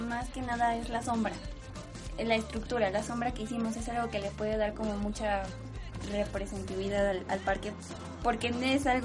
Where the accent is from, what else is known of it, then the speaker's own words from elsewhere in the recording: Pachuca, Hidalgo, Mexico; eh, soy originaria de aquí de Pachuca, tengo 21 años.